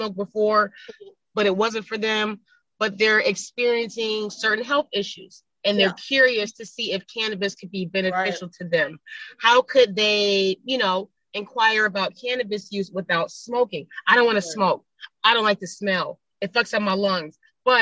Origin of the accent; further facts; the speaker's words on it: Buffalo, New York, United States; moved away as an adult; now in Los Angeles, United States; I grew up in Buffalo, New York in the 90s